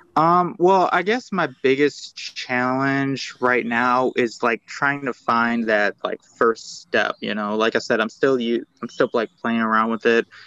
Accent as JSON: {"language": "English", "town": "Kalamazoo", "region": "Michigan", "country": "United States", "said": "I'm from Kalamazoo, Michigan"}